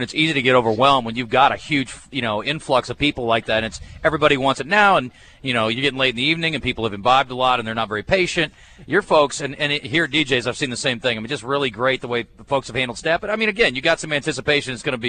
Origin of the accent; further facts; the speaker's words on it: Des Moines, Iowa, United States; I grew up in Des Moines